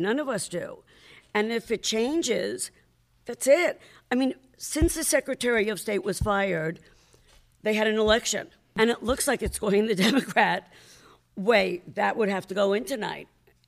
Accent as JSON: {"language": "English", "region": "New York", "country": "United States", "said": "I'm from New York"}